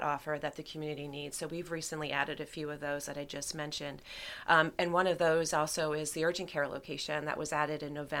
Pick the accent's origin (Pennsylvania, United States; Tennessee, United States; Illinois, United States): Pennsylvania, United States; Reading; moved away as an adult; now in Lancaster, United States; I grew up in outside of Reading, Pennsylvania